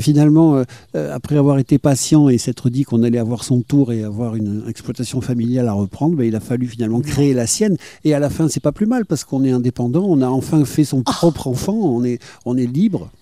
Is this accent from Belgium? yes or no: no; Bordeaux, Nouvelle-Aquitaine, France; quand j'étais enfant et que je venais ici en tant que Bordelais